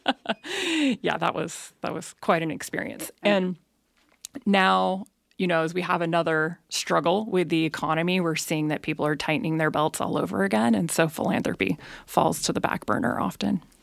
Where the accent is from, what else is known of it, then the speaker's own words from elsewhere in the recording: Elk Grove, California, United States; moved away as an adult; also born or lived in Bay Area; now in Nevada County, United States; I actually didn't grow up in Nevada County. I grew up in Elk Grove